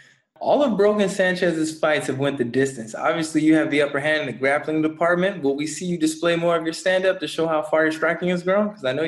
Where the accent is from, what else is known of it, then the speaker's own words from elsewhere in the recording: California, United States; I'm from California and we have fires every year.